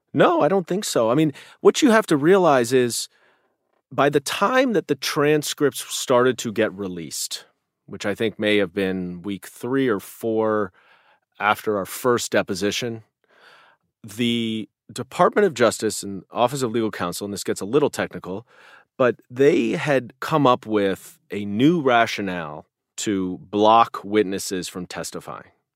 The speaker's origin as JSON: {"language": "English", "town": "New York City", "region": "New York", "country": "United States", "said": "as a New Yorker"}